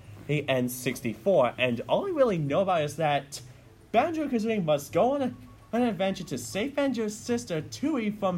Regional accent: Scottish Borders, Scotland, United Kingdom; I'm small from the Borders

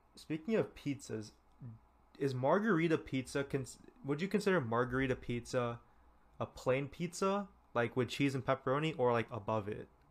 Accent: California, United States; I'm from California

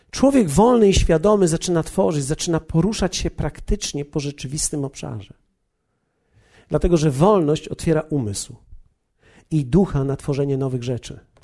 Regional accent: Poland; ja z Polski jestem przecież

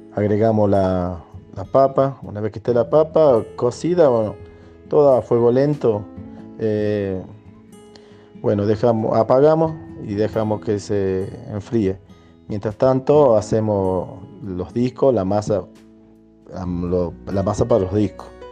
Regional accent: San José, Catamarca, Argentina; Soy de San José, Santa María, Catamarca. Soy nacido, bueno, criado aquí en San José.

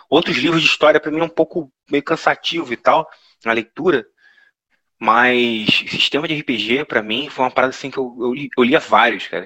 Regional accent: interior of Rio de Janeiro, Brazil; accent: interior of Rio de Janeiro; com esse sotaque da gente, você pode falar que é interior do Rio de Janeiro

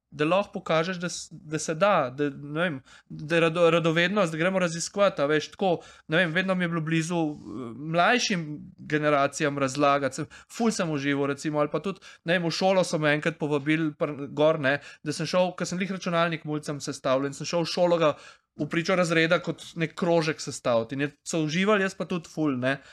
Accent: Prekmurje, Slovenia; iz Prek, Mura

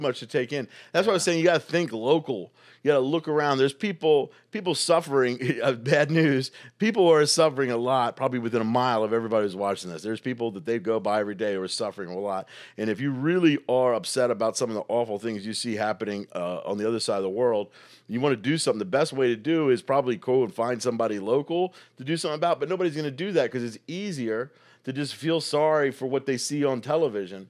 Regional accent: Baltimore, Maryland, United States; moved away as an adult; also born or lived in New York; now in Indianapolis, United States; when I grew up in Baltimore

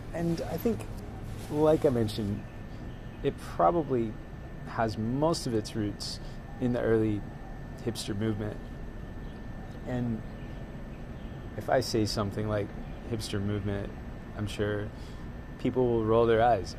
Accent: the South, United States; growing up in the South

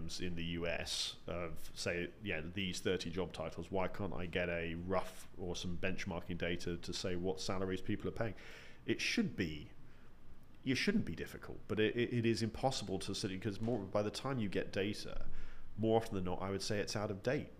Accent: United Kingdom; as a Brit

